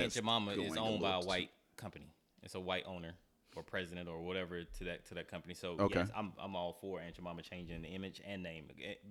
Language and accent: English; the South, United States; I'm from the South.